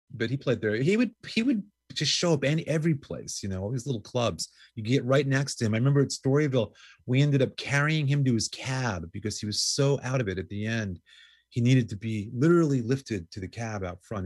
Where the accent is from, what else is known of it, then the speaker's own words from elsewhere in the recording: New York City, New York, United States; I grew up in New York going to C B Jeebies